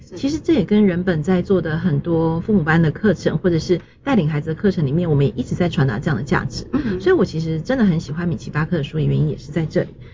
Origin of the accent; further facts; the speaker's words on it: Taiwan; 就是我们台湾人一般所认为的